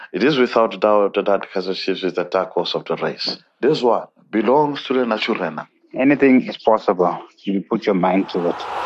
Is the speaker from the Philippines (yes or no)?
no; South Africa; us as as as South Africans